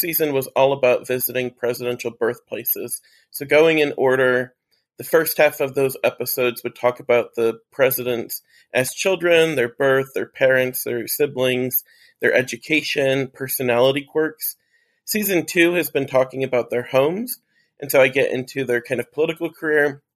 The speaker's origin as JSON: {"language": "English", "region": "Ohio", "country": "United States", "moved": "yes", "lives_now": "Arizona, United States", "said": "I'm from Ohio originally"}